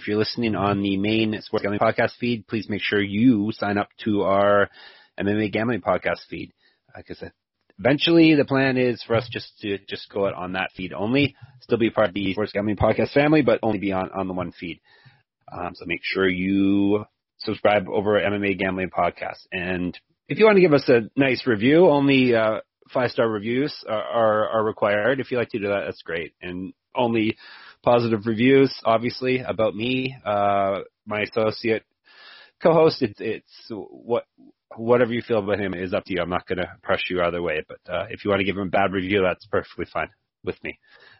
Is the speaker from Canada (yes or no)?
yes; Canada; I guess I'm Canadian, but we just had a long weekend.